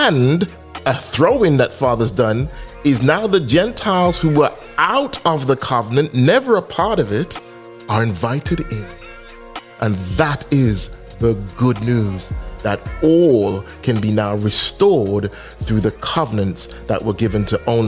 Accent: Birmingham, West Midlands, United Kingdom; born or raised there

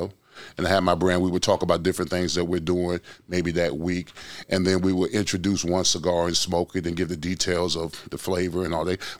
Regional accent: Orlando, Florida, United States; I grew up in Orlando, Pine Hills.

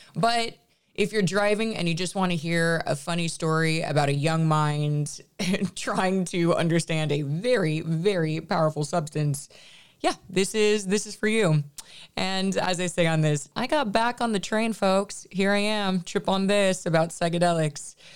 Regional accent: Los Angeles, California, United States; I am from L A. I am from the Valley

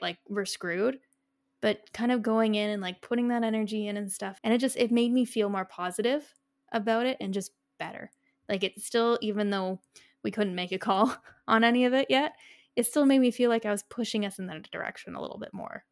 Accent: Canada; we are Canadian

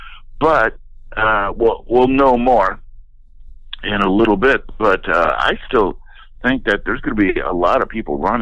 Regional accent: Wisconsin, United States; I grew up in Wisconsin, so I have those Midwestern values

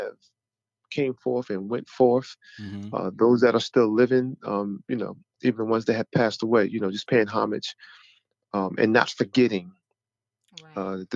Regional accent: Philadelphia, Pennsylvania, United States; I am from Philadelphia, PA

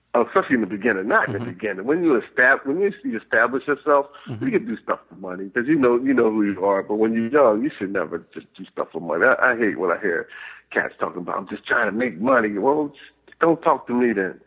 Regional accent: the South, United States; I was raised in the South too

